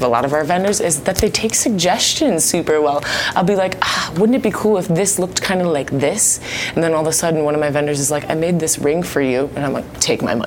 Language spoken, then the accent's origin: English; Cleveland, Ohio, United States; also born or lived in Florida; now in Dallas, United States; I'm from Cleveland, Ohio, originally